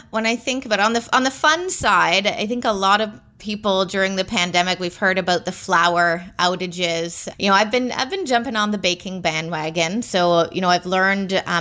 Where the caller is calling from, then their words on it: Toronto, Ontario, Canada; I am sitting in Toronto, right in the locked down downtown core right now.